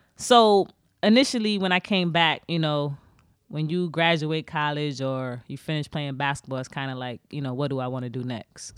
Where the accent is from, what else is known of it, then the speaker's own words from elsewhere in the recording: New York City, New York, United States; moved away; also born or lived in Baltimore; I'm originally from Brooklyn, New York. I'm from Flatbush